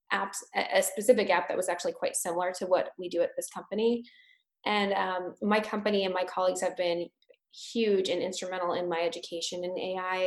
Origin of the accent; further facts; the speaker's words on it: California, United States; now in Boston, United States; I'm from California.